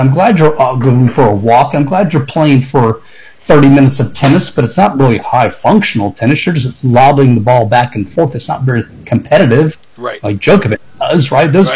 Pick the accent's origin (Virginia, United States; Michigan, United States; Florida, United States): Florida, United States; Tampa; Born and raised in Tampa